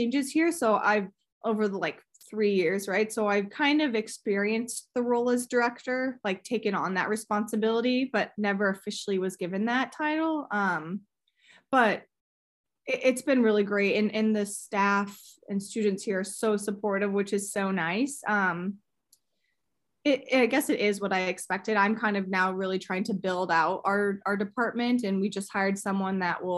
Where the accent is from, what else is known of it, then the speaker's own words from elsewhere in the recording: Indianapolis, Indiana, United States; I'm from Indianapolis, and I went to IU to study dietetics there